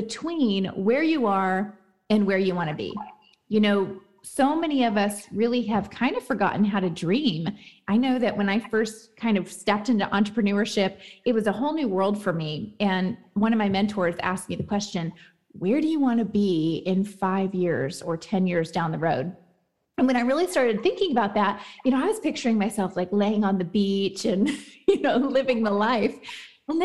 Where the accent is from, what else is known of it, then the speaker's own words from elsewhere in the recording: Kentucky, United States; I'm from Kentucky